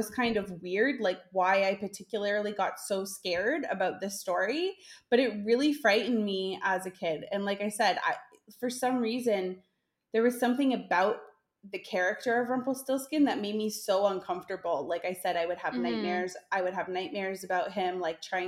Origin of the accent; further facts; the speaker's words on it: Hamilton, Ontario, Canada; moved away; I'm from Hamilton, Ontario, originally